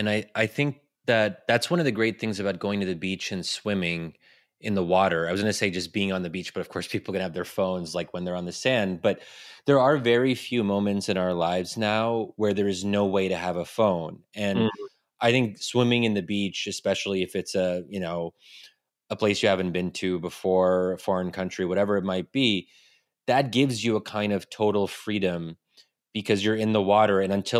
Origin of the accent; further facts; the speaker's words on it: United States; as an American who is, you know, somewhat ambitious